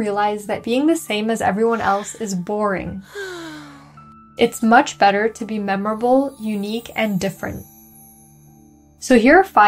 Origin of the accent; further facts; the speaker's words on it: Moscow, Russia; now in Bay Area, United States; I was from Moscow